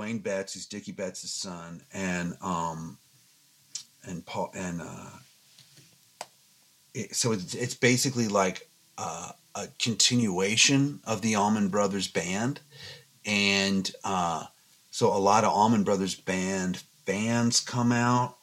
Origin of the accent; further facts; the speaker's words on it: Fairfax County, Virginia, United States; moved away as an adult; now in Los Angeles, United States; I grew up in Fairfax County, Virginia, and, you know, that will always be my home, but I've now lived in Los Angeles for 20 years